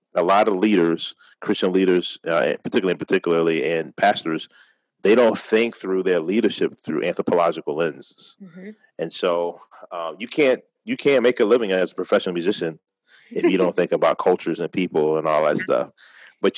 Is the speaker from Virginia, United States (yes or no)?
yes; Richmond, Virginia, United States; I've been born and raised in Richmond, been here my whole life